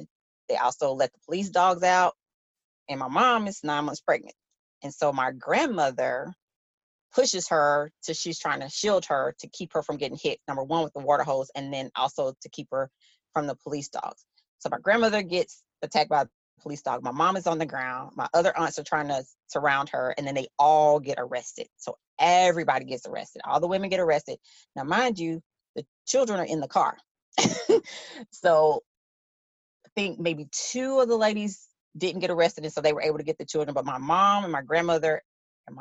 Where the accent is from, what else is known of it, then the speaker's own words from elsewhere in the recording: Shreveport, Louisiana, United States; my hometown newspaper, the Shreveport Times